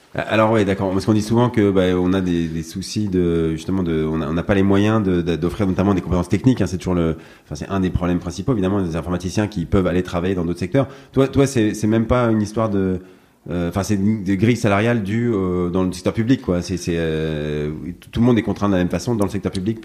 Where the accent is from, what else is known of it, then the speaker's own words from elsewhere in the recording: France; chez nous en France